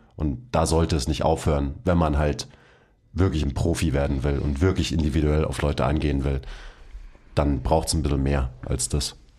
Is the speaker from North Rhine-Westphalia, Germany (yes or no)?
no; Bavaria, Germany; Ich bin nämlich ein echter Bayer